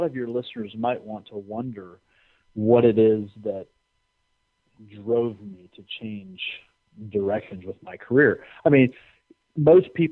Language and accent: English; United States; I'm an American